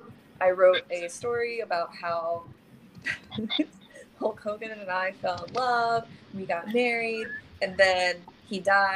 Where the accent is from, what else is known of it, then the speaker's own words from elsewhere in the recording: Richmond, Virginia, United States; moved away as an adult; now in Northern Virginia, United States; I would love to live in California, but born and raised in Richmond. I've been in Nova for about 11 years now.